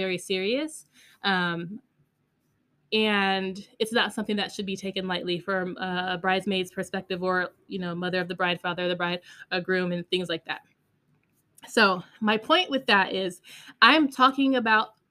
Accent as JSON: {"language": "English", "town": "Las Vegas", "region": "Nevada", "country": "United States", "moved": "yes", "lives_now": "Texas, United States", "said": "We lived in Texas and I'm from Vegas."}